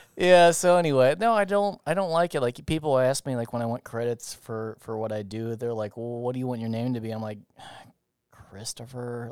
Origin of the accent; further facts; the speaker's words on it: United States; I'm not Spanish, I'm American